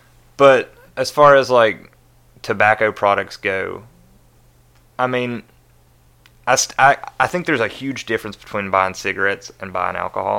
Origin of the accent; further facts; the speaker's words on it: Logan County, West Virginia, United States; now in Nashville, United States; I'm from a small town on the border of Kentucky called Logan County, West Virginia.